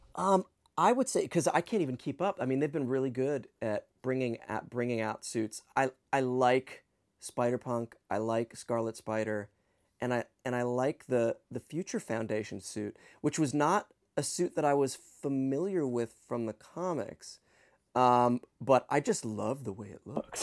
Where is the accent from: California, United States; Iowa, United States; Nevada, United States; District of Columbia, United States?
District of Columbia, United States; Washington; I grew up in Washington, D C